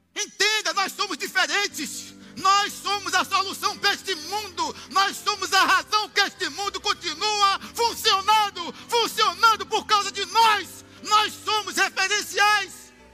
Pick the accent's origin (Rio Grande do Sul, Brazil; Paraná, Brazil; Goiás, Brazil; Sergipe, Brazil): Sergipe, Brazil; Aracaju; Eu vivi na extrema pobreza até 11 anos. Até ser criado com uma família em Aracaju.